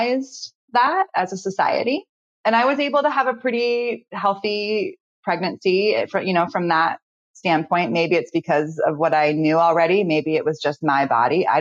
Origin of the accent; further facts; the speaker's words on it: Novato, California, United States; also born or lived in San Rafael, California; I'm from Novato in Marin County. I live in San Rafael now, but yes, born and raised in Marin